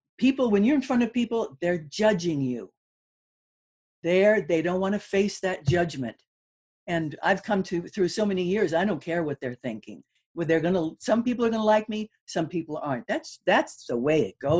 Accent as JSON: {"language": "English", "town": "Malibu", "region": "California", "country": "United States", "tie": "born or raised there", "also_born_or_lived": "Hollywood, California", "said": "I was born in Hollywood, for goodness sakes. Mm. And then I grew up in Malibu."}